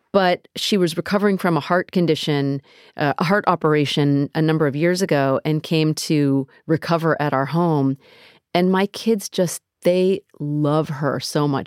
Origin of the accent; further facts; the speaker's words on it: United States; I grew up in America.